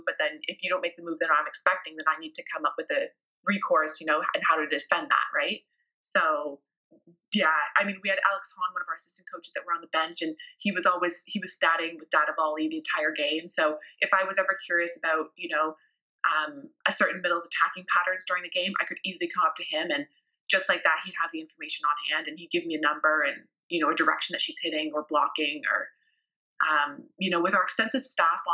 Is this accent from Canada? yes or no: yes; Canada; as a Canadian